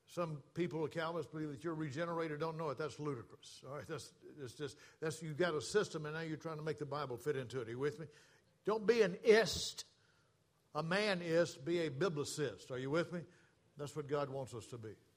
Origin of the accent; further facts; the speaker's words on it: the South, United States; moved away as an adult; I was born and raised in the South.